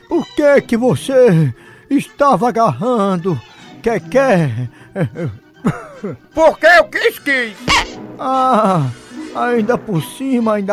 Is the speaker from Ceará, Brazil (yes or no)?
yes; Croatá, Ceará, Brazil; eu tava na minha terra otimana, até Croatá, que eu sou de Croatá.